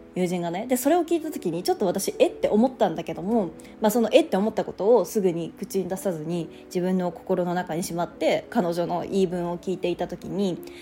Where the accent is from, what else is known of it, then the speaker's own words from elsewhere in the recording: Japan; 私は地方田舎出身